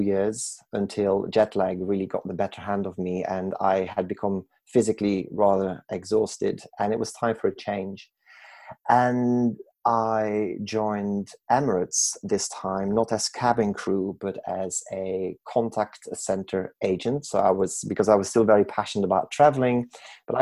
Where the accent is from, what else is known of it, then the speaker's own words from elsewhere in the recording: Belgium; moved away as an adult; I was born and raised in Belgium